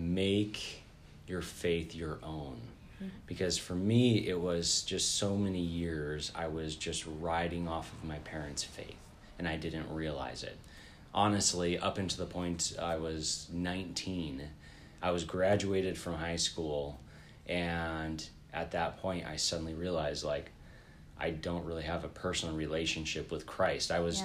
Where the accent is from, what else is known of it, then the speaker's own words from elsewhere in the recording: St. George, Utah, United States; also born or lived in Wyoming / Los Angeles; I actually grew up all over the West. So I was born in Wyoming. Lived in the LA area till I was 5 or so, then moved to a town in southern Utah called St. George.